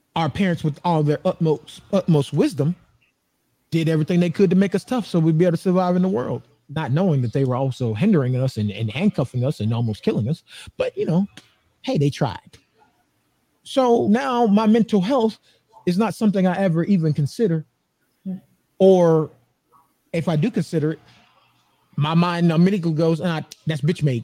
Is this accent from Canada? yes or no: no; Atlanta, Georgia, United States; now in Phoenix, United States; I'm in Phoenix now. That that's where I live. But okay. I'm from Atlanta, Georgia.